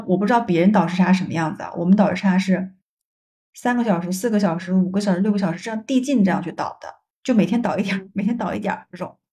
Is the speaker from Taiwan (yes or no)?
no; China; moved away as an adult; now in Canada; 我们中国人